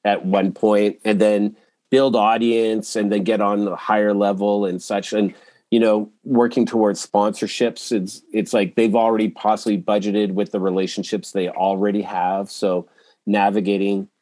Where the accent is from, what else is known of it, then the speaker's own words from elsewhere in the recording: Edmonton, Alberta, Canada; moved away as an adult; also born or lived in Toronto; I grew up in Edmonton, but I moved to Toronto